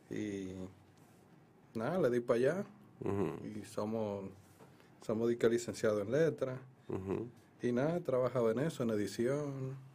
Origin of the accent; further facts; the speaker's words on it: Santo Domingo, Distrito Nacional, Dominican Republic; el Distrito Nacional, me crié aquí en un colegio. ¿En qué colegio? En el Colegio Claret, queda ahí en el 6 y medio de la, de la Kennedy, Autopista Duarte